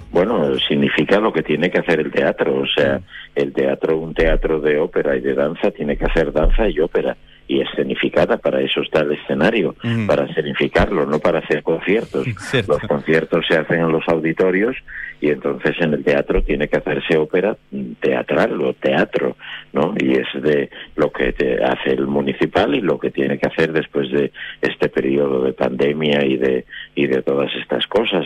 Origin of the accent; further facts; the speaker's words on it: Oviedo, Asturias, Spain; yo soy de Oviedo, yo nací en Oviedo y debuté en Oviedo hace mucho tiempo